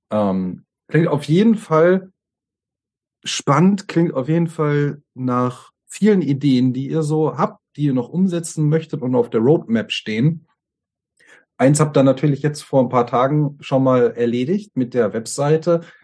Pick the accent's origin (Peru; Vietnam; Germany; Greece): Germany; wir Deutschen